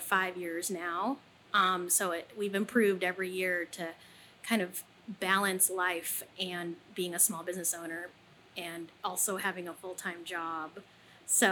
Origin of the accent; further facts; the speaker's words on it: Midwest, United States; being Filipino and have grown up in the Midwest